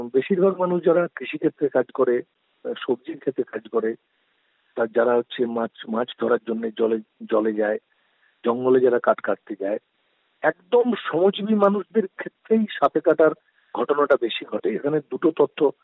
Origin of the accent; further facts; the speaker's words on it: Sitapur, West Bengal, India; আমি পশ্চিম মেদিনীপুরের ঘাটাল মহকুমার দাসপুর থানার অন্তর্গত সীতাপুর গ্রামের বাসিন্দা বর্তমানে আমি সীতাপুর গ্রামেই থাকি